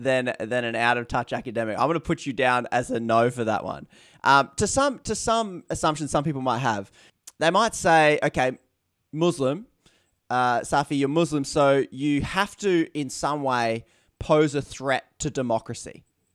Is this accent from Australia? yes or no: yes; Australia; accent: Australian; It's probably my Australian accent.